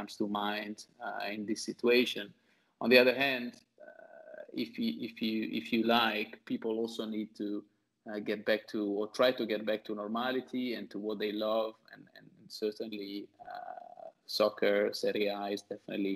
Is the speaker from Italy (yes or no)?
yes; Ferrara, Emilia-Romagna, Italy; moved away as an adult; now in New York, United States; I've been here for the last 6 years, but I'm originally from Ferrara